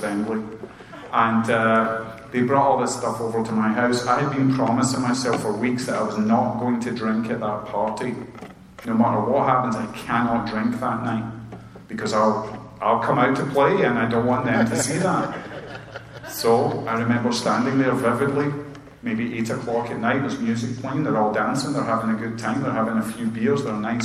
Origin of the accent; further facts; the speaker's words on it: Scotland, United Kingdom; now in Chesapeake, United States; I'm like the Scottish buzzkill